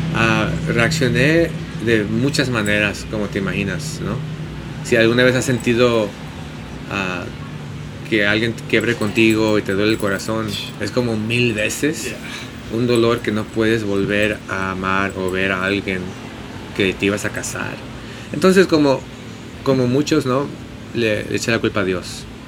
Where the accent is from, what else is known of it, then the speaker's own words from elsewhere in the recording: San Diego, California, United States; moved away as an adult; now in Los Angeles, United States; nací en San Diego, de, mi mamá es de Tijuana